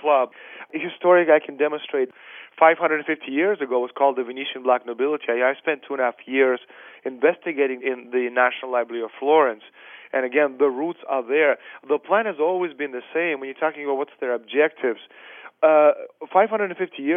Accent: Russia; moved away; also born or lived in Canada / Europe; I'm Russian, I was born in the Soviet Union

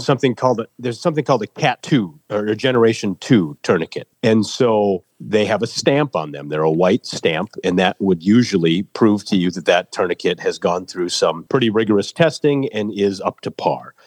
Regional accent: rural Minnesota, United States; also born or lived in Seoul, South Korea; brought to America at age eight months. So on March 5th of 1982, I landed at Minneapolis St. Paul International Airport and was adopted by the Lindquist family in rural Minnesota on a farm

